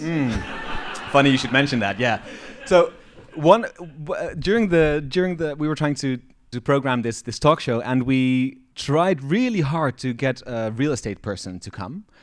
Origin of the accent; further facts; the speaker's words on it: Eindhoven, North Brabant, Netherlands; now in Amsterdam, Netherlands; Growing up in the Netherlands, I've always been aware that Eindhoven, where I'm from, is twenty-three meters above sea level